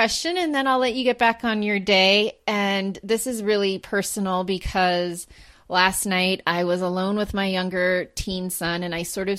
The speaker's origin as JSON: {"language": "English", "region": "Maine", "country": "United States", "said": "I'm from Maine, and some people say Mainers, and some people say maniacs"}